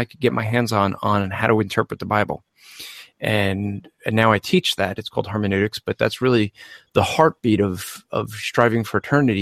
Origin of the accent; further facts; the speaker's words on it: New Jersey, United States; accent: Northeastern; I'm from New Jersey